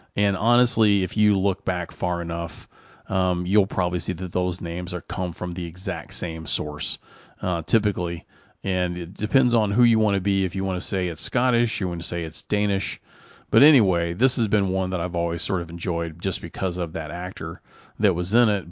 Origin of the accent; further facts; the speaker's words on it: Louisville, Kentucky, United States; my hometown, Louisville, Kentucky here.